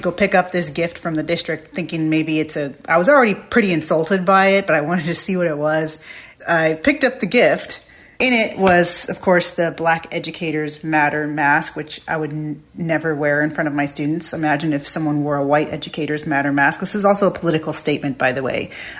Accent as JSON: {"language": "English", "country": "Jamaica", "said": "But I'm Jamaican."}